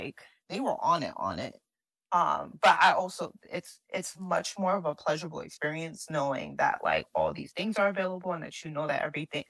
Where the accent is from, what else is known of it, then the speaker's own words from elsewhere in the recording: New York, United States; And so that's why I'm like, I don't know if this is just because I'm a New Yorker.